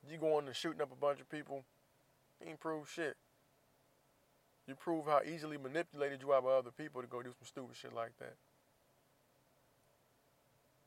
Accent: United States; I'm from the U.S. I'm from here. I'm from the United States of America

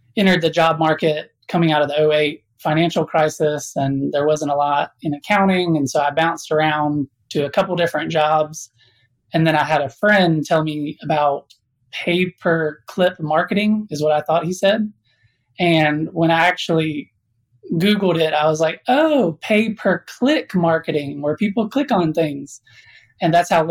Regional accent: South Alabama, United States; I was born in South Alabama

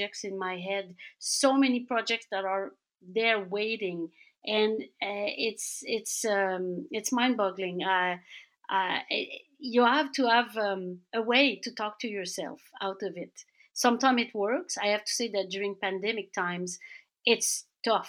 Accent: Laval, Quebec, Canada; I grew up in suburbia in Laval

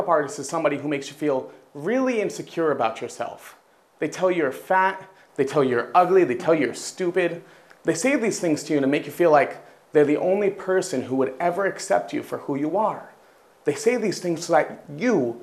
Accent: United States; now in China; I'm American

